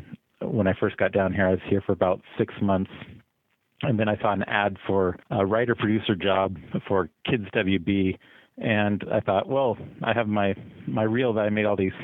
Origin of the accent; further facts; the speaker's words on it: Salem, Oregon, United States; I grew up in Oregon, in Salem, which is the capital up there.